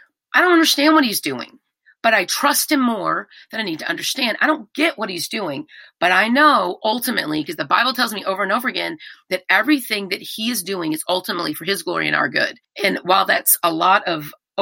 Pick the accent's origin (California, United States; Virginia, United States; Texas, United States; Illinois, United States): Texas, United States; I'm from Texas. We do that stuff here